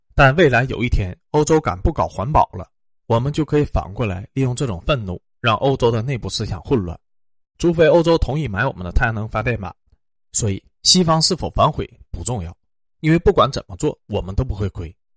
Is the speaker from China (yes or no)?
yes; China; 我们中国人最喜欢干那种正义的事情了